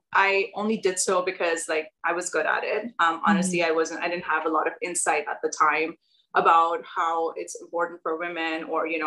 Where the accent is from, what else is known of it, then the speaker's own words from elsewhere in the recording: Pakistan; moved away as an adult; now in United States; I'm from Pakistan. And I grew up there and moved to the US about 10 years ago.